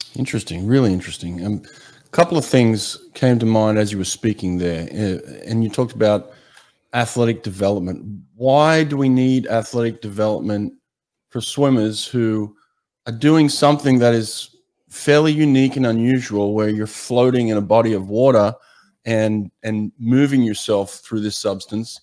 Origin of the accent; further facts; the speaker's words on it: Australia; moved away; growing up in Australia, I used to lifeguard on some of the most treacherous beaches in Sydney